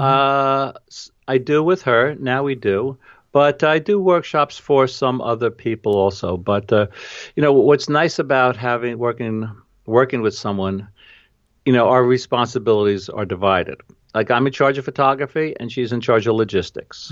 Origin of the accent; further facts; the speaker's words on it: New York, United States; accent: New York; my New York accent